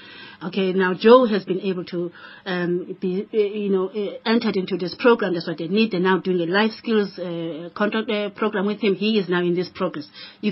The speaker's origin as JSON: {"language": "English", "country": "Malawi", "moved": "yes", "lives_now": "Cape Town, South Africa", "said": "I come from Malawi. I live here. Exactly. Now, Cape Town is my city."}